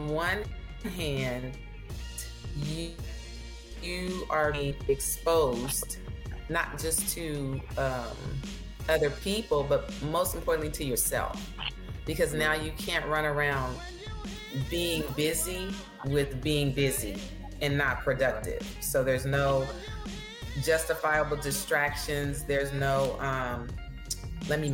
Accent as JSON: {"language": "English", "town": "Oakland", "region": "California", "country": "United States", "tie": "born or raised there", "also_born_or_lived": "Houston, Texas", "moved": "yes", "lives_now": "Texas, United States", "said": "I was born in Houston, Texas. So at the age of 6, my mom decided to leave my dad. And she drove myself and my two brothers across the country to California. So we were raised in Oakland"}